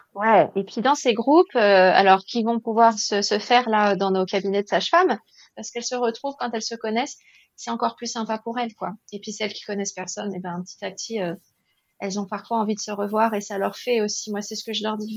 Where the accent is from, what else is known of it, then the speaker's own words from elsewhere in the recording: France; ici, chez nous, en France